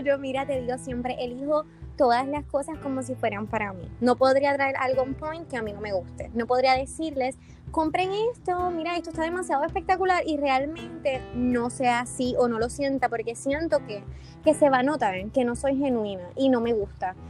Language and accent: Spanish; Hatillo, Puerto Rico; yo soy de Atillo, de la costa